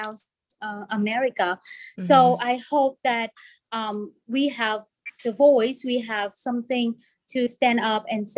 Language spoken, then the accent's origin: English; Vietnam; English is a second language; moved away as an adult; now in United States; I was born in Vietnam and came here when I was 20